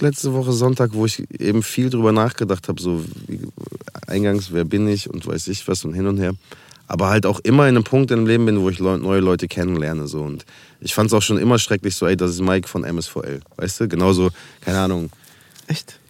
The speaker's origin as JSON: {"language": "German", "town": "Münster", "region": "North Rhine-Westphalia", "country": "Germany", "tie": "born or raised there", "also_born_or_lived": "Berlin", "moved": "as an adult", "said": "hier ist meine Heimat"}